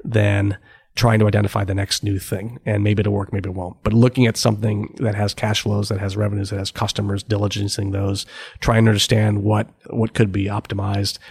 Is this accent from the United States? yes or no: yes; Cleveland, Ohio, United States; moved away; I had worked for the summer uh, back in Cleveland for McKinsey